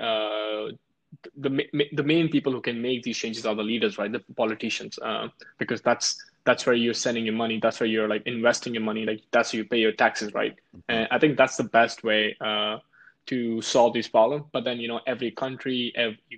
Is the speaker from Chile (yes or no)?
no; Jaipur, Rajasthan, India; moved away as an adult; now in United States; I lived like most of my life in India. I grew up there. I was born and raised in Jaipur. After that, I moved to US.